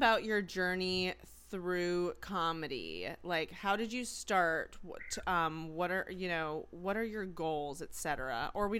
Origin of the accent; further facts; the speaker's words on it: Maine, United States; now in New York, United States; I'm from Maine.